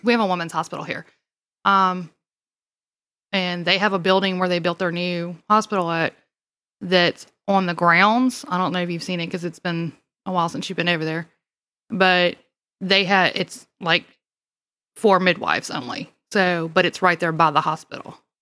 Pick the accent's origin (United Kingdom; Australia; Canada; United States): United States; Mississippi; accent: southern; now in Louisiana, United States; I don't sound like I'm from Louisiana because I was originally from Mississippi